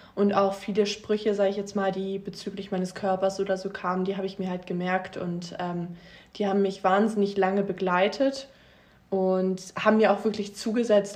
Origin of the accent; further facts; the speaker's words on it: Meggen, Lucerne, Switzerland; moved away; aber ich bin in Meggen groß geworden.